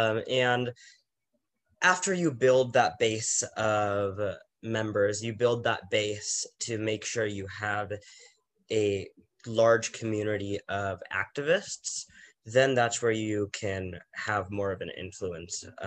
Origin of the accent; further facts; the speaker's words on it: San Diego, California, United States; being born and raised in San Diego